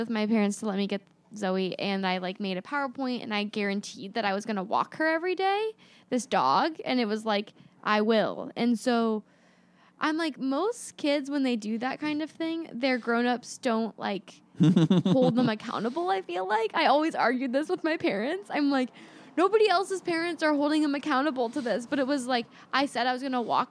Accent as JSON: {"language": "English", "town": "Gold River", "region": "California", "country": "United States", "tie": "born or raised there", "said": "And I grew up in Gold River, California, which is like this very particular suburban neighborhood"}